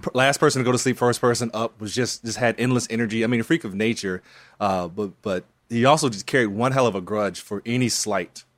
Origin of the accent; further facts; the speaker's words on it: North Carolina, United States; growing up in North Carolina